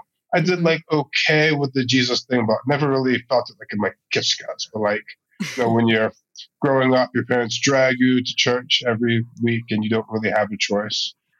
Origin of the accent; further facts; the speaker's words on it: Maryland, United States; moved away as an adult; also born or lived in New Haven, Connecticut / Baltimore; now in Israel; My parents moved to Maryland when I was really young. Mm-hmm. Like out country boondocks, Maryland. Like the house I grew up in, you look out the window and you just see cornfields.